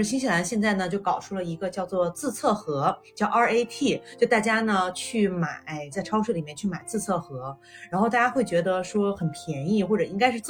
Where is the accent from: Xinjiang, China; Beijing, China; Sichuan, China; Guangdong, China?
Guangdong, China; Guangzhou; moved away as an adult; also born or lived in Dalian; now in New Zealand; 在国内的话呢，我是在广州长大的。那我的家乡的话呢，是在大连。我觉得大连和广州呢，都算是大城市。